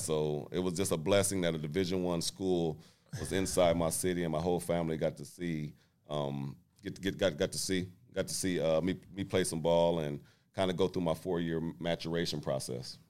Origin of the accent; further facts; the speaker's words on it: Muncie, Indiana, United States; moved away as an adult; also born or lived in Portland; I'm from Indiana